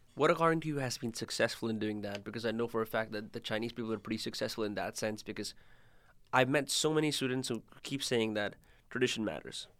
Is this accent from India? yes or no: yes; India; moved away; I'm from India